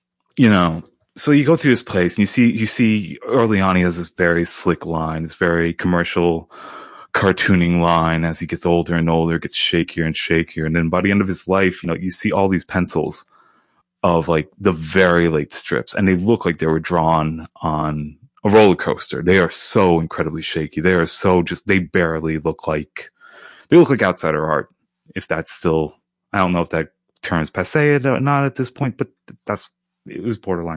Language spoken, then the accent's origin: English; United States; I'm American